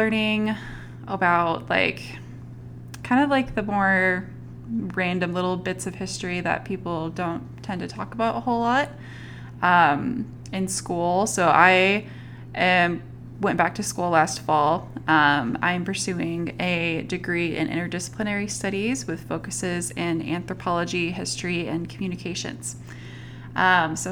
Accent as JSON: {"language": "English", "region": "Northwest Arkansas", "country": "United States", "tie": "born or raised there", "also_born_or_lived": "Southeast Texas / Utah", "said": "I was born in Northwest Arkansas. That's where I currently live. I've lived in the Northwest Arkansas area for pretty much my whole life, spare a couple years that were spent in Southeast Texas"}